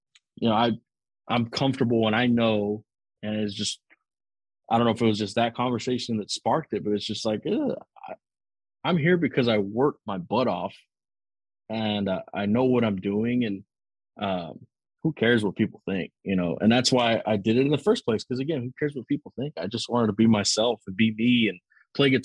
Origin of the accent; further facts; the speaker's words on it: Zapata, Texas, United States; now in Houston, United States; Zapata, Texas is small.